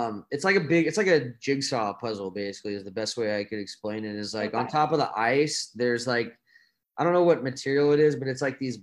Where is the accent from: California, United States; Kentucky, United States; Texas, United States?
Texas, United States; Dallas; I'm from Dallas